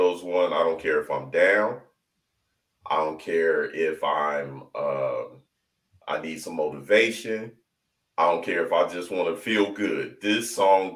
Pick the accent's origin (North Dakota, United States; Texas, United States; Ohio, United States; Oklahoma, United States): Ohio, United States; I'm straight from Ohio